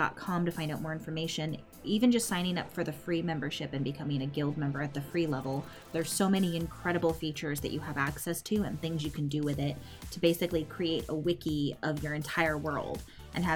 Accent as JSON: {"language": "English", "region": "California", "country": "United States", "tie": "born or raised there", "said": "I grew up in California"}